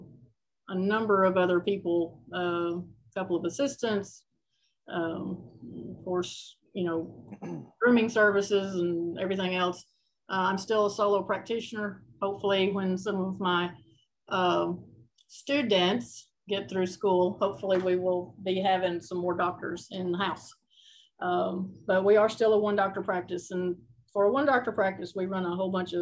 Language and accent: English; Alabama, United States; moved away as an adult; now in Kentucky, United States; I'm originally from Alabama